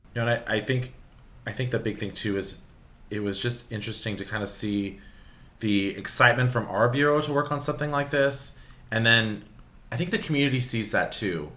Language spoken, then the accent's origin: English; Los Angeles, California, United States; I grew up in Sherman Oaks, another San Fernando Valley, another hot neighborhood in the valley